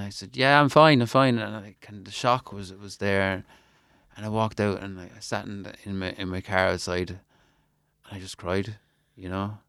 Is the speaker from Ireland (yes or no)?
yes; Ireland; my home country